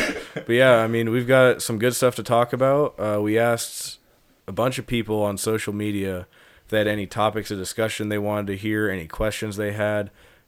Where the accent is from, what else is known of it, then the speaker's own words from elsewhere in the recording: Monroe, Washington, United States; moved away; I'm from Monroe, Washington.